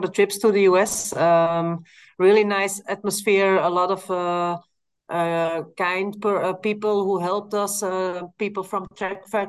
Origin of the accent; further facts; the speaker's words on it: Belgium; I live in Belgium, so we always start from my hometown in my home